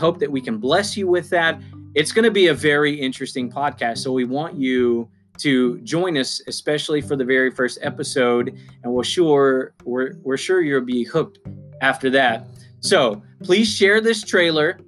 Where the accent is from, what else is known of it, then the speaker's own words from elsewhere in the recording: United States; as you can already tell by my accent, I am an American. I live on the East Coast in the South.